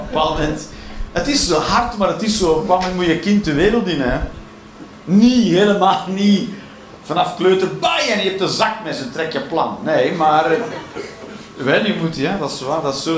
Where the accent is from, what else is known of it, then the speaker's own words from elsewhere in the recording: Belgium; we zijn België